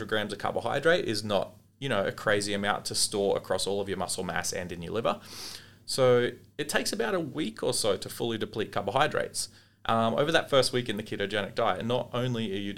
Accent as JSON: {"language": "English", "country": "Australia", "said": "As Australian dietitians"}